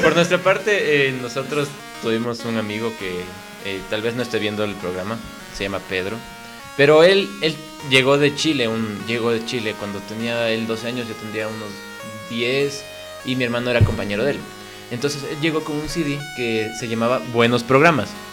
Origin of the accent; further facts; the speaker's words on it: Quito, Pichincha, Ecuador; yo nací en Quito y vivimos acá